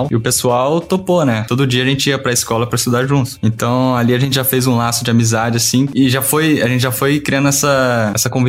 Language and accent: Portuguese; Minas Gerais, Brazil; now in Curitiba, Brazil; Quando eu fui pra estudar na Revolution, né? Eu saí de Minas e fui pra Curitiba.